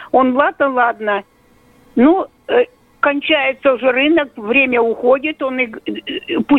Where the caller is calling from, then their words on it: Yaroslavl, Yaroslavl Oblast, Russia; Мне 80 лет, я из Ярославля. Я родилась в 41 году, 31 мая.